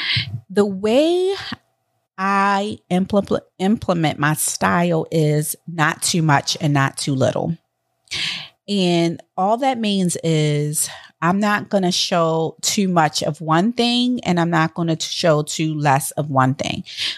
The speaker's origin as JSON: {"language": "English", "town": "Miami", "region": "Florida", "country": "United States", "said": "from Miami"}